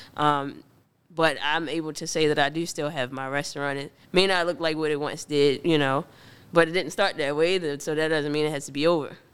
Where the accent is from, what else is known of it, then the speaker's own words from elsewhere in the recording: Baltimore, Maryland, United States; also born or lived in Woodlawn / Pikesville; born and raised in Baltimore